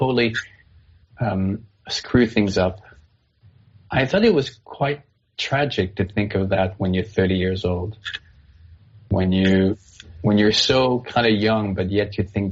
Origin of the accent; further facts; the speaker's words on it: Canada; moved away as an adult; also born or lived in United States; I'm Canadian, but I lived in the States for 20 years